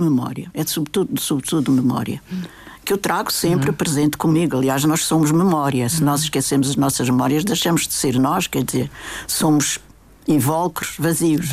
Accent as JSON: {"language": "Portuguese", "region": "Madeira", "country": "Portugal", "tie": "born or raised there", "said": "isto aqui é a minha terra, é o meu sangue"}